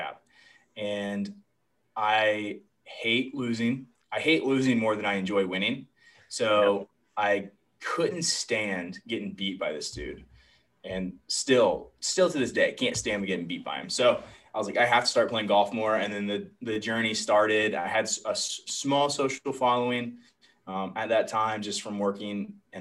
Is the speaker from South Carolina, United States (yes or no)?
yes; Myrtle Beach, South Carolina, United States; grew up in Myrtle Beach, played golf